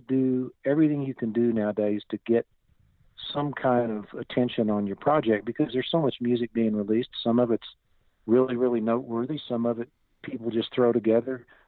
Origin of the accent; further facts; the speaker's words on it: Fayetteville, Arkansas, United States; I grew up in Northwest Arkansas in a town called Fayetteville, and that's where I was born and raised.